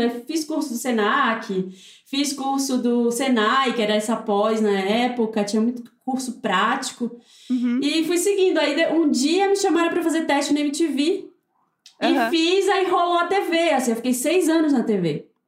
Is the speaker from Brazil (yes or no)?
yes; Belém, Pará, Brazil; moved away as an adult; now in São Paulo, Brazil; eu sou de Belém